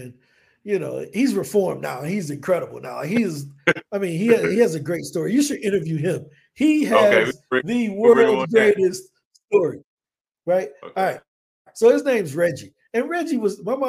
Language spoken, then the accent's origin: English; East St. Louis, Illinois, United States; first language English; moved away as an adult; now in Colombia; I'm originally from East St. Louis, Illinois, born and raised